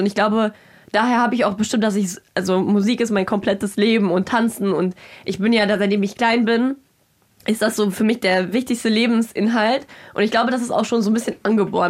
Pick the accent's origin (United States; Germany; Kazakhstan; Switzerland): Kazakhstan; moved away; ich bin in Kasachstan geboren ich habe aber ganz wilde Roots